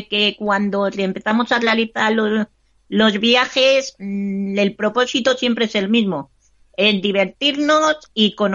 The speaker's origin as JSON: {"language": "Spanish", "town": "Madrid", "region": "Community of Madrid", "country": "Spain", "said": "De Madrid."}